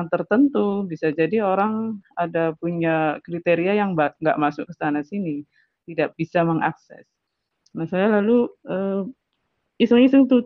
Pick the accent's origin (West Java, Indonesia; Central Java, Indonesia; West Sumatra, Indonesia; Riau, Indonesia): Central Java, Indonesia; Pemalang; kampung saya itu jauh-jauh loh sampai saya kan di Pemalang ya.